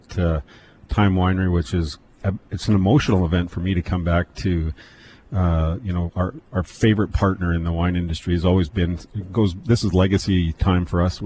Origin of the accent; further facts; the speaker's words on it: Penticton, British Columbia, Canada; I was born and raised in Penticton